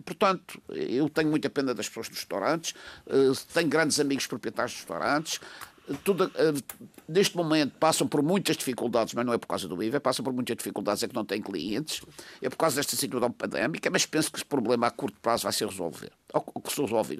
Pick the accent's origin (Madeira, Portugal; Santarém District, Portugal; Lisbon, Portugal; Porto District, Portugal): Madeira, Portugal; São Vicente; eu orgulho de dizer que sou natural do Conselho de São Vicente